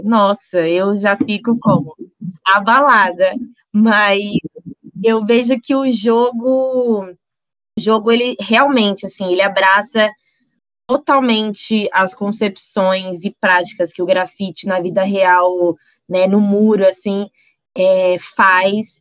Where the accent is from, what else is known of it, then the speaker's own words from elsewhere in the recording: São Paulo, Brazil; na quebrada de onde eu venho, né, cidade de Tiradentes